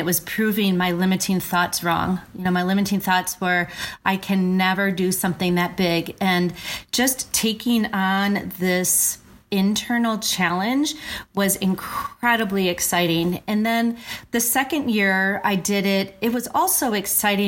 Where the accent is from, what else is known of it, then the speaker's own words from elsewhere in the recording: Verona, Wisconsin, United States; where I grew up in Verona